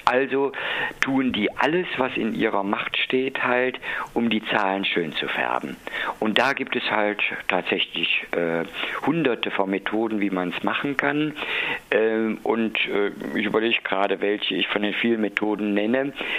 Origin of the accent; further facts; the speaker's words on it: Cologne, North Rhine-Westphalia, Germany; ich bin ein Kölner